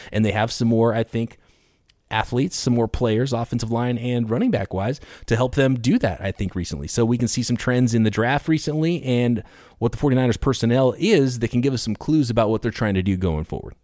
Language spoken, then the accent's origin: English; California, United States; I grew up in California